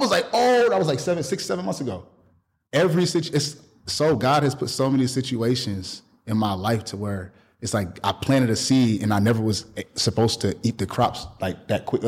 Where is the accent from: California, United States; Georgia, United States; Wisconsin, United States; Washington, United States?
Wisconsin, United States; Milwaukee; moved away; I'm from Milwaukee